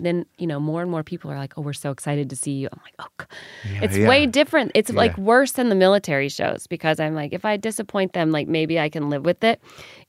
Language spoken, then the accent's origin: English; the South, United States; I talk a lot about being a new mom and just growing up in the South and Cracker Barrel.